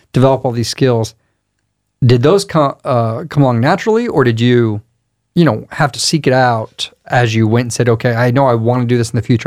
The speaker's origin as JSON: {"language": "English", "town": "Crestview", "region": "Florida", "country": "United States", "tie": "born or raised there", "said": "I grew up nearby in Crestview, so the Destin area."}